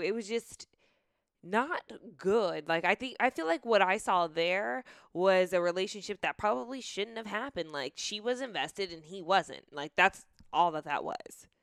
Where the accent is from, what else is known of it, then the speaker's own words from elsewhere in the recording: Marietta, Georgia, United States; I grew up in Marietta, too